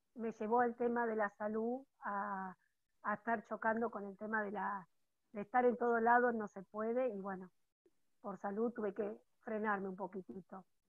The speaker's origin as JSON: {"language": "Spanish", "town": "Villa Domínguez", "region": "Entre Ríos", "country": "Argentina", "said": "soy de Villa Domínguez"}